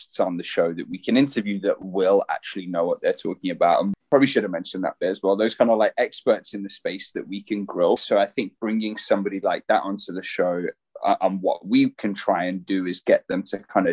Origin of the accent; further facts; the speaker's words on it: Birmingham, West Midlands, United Kingdom; moved away as an adult; now in Breckenridge, United States; I'm from Birmingham in the UK, originally from the UK, but now living out in America in a tiny little mountain town called Breckenridge in Colorado